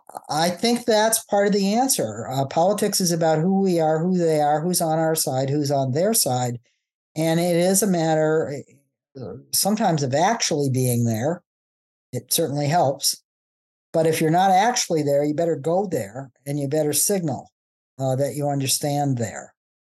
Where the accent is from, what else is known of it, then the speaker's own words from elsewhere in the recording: Midwest, United States; I have to emphasize that I'm a football fan, that I come from the Midwest, that I grew up a Methodist